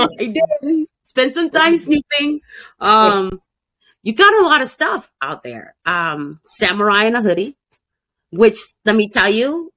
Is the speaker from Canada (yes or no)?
no; Jamaica; I was like, no, you crazy, man, because I'm Jamaican. We ain't black together.